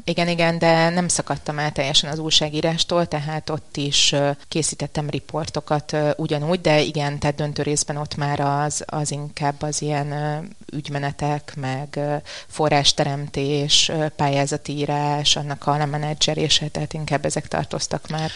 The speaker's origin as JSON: {"language": "Hungarian", "region": "Budapest", "country": "Hungary", "tie": "born or raised there", "also_born_or_lived": "Hungarian countryside", "said": "Budapesten születtem, Budapesten nőttem fel, viszont a, a gyerekkorom jelentős részét vidéken töltöttem"}